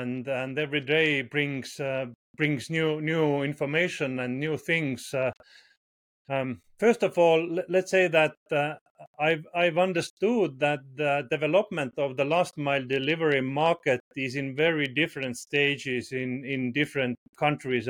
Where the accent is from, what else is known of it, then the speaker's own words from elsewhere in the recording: Estonia; I'm from Estonia. It's a tiny little country in Northern Europe.